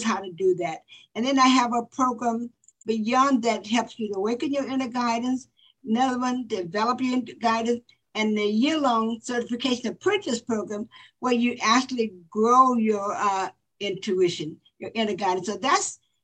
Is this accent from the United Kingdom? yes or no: no; Florida, United States; I grew up in Florida where it was segregation and whites and blacks didn't meet